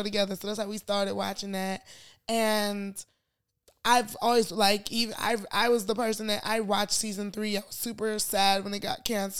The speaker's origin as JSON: {"language": "English", "town": "Chicago", "region": "Illinois", "country": "United States"}